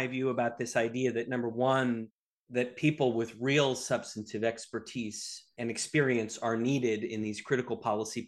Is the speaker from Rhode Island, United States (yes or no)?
yes; Providence, Rhode Island, United States; I grew up in Providence, Rhode Island